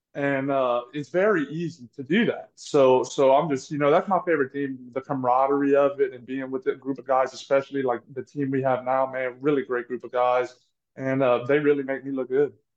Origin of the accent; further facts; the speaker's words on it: Louisiana, United States; I'm from Louisiana.